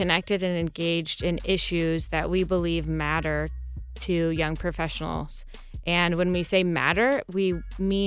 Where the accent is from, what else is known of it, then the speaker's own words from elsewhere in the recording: Westerville, Ohio, United States; I'm born and raised in Central Ohio. I grew up in Westerville and went to Westerville South.